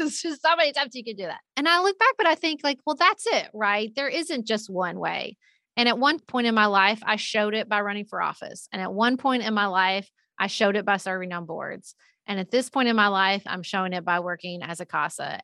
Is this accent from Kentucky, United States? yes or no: yes; Paducah, Kentucky, United States; moved away as an adult; also born or lived in Washington, D.C.; when I moved home to my, my hometown of Paducah, Kentucky